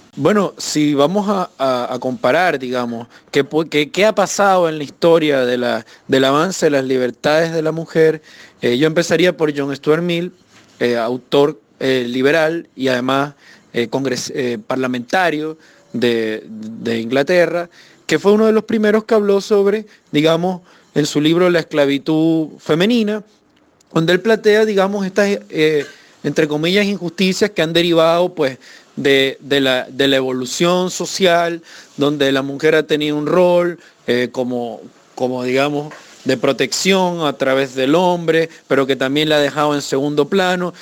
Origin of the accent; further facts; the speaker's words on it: Venezuela; moved away as an adult; now in Chile; evidentemente salí de Venezuela porque como asesor de la Asamblea Nacional desde el año 2014